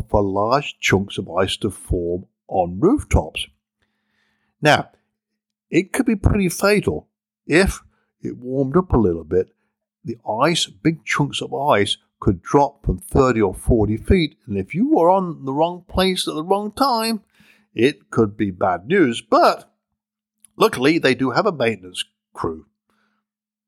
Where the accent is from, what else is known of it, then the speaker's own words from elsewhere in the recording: United Kingdom; I'm British